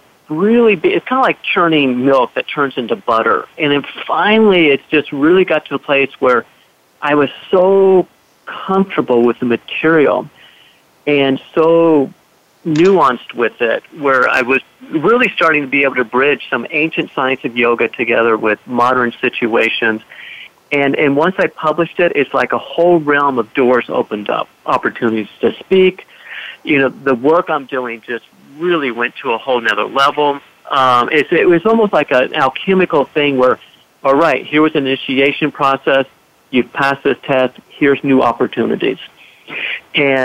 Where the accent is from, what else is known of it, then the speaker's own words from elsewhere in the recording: Indiana, United States; moved away; also born or lived in West Africa; growing up in Indiana, living in the bush in West Africa